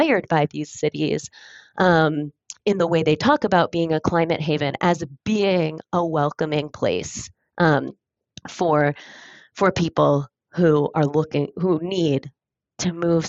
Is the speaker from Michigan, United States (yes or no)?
yes; Michigan, United States; I was born and raised in Michigan, and I spent my summers in Ontario